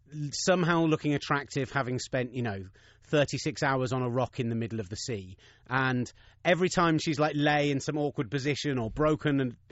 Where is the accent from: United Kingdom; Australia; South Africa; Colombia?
United Kingdom; I'm too British. I couldn't go, woo, yeah!